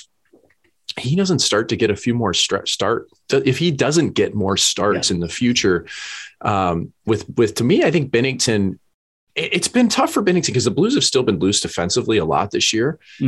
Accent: St. Louis, Missouri, United States; as a kid growing up in St. Louis

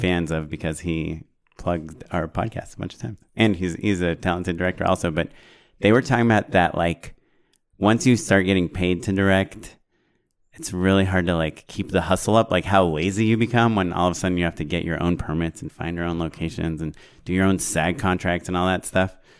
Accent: Orange County, California, United States; I grew up in Orange County, and they have the Irvine Spectrum

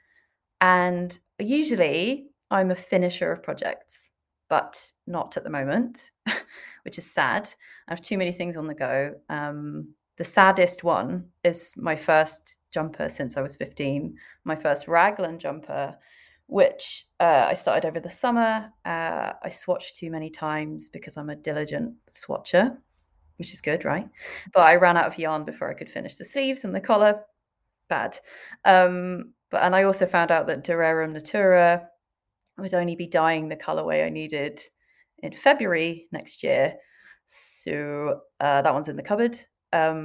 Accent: Swansea, Wales, United Kingdom; growing up in super cool Swansea

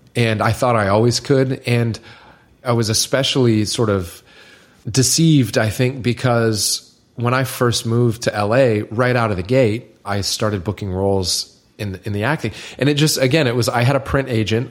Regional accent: Niceville, Florida, United States; moved away; I'm some loser from Niceville

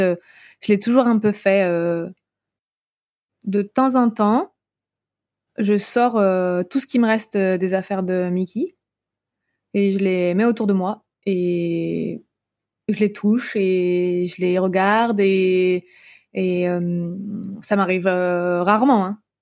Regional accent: Brittany, France; moved away; je suis bretonne à la base

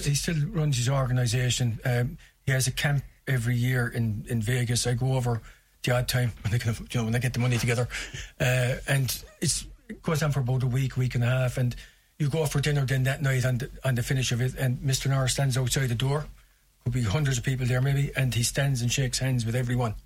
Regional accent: Limerick, Munster, Ireland; growing up in South Hill

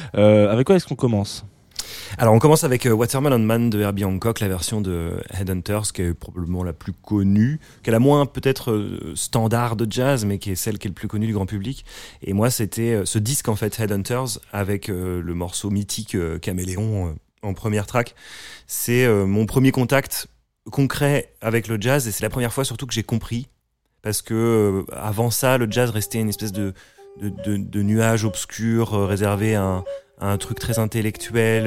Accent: Caen, Normandy, France; je viens de Caen et du coup, avec le avec mon lycée et ma classe musique

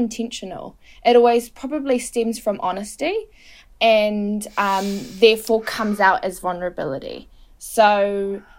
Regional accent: Hamilton, Waikato, New Zealand; I was raised in the Waikato, so for me the Waikato region is home.

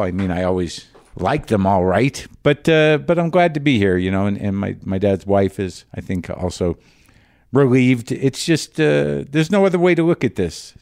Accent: New Mexico, United States; now in Los Angeles, United States; I'm in New Mexico. I'm in my home state

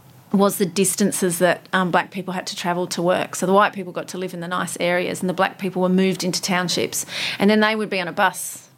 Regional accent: Sydney, New South Wales, Australia; accent: Aussie; also born or lived in Johannesburg, South Africa / United Kingdom; I grew up in Sydney. I was born in Africa, but grew up in Sydney and on the North Shore.

